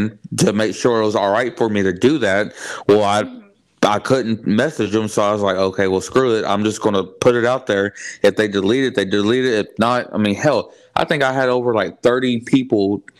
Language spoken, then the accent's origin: English; Houston, Texas, United States; now in Bryan, United States; I'm from Houston. Mm-hmm. But I live in Bryan now